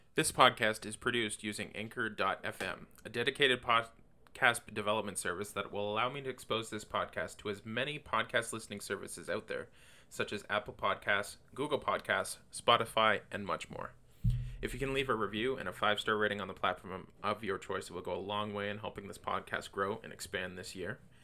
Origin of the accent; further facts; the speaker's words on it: Canada; also born or lived in Windsor, Ontario; I'm a Canadian living in Windsor, Canada